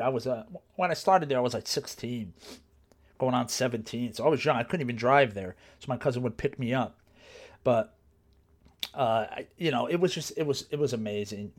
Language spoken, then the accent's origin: English; New Jersey, United States; there was a college where I grew up in New Jersey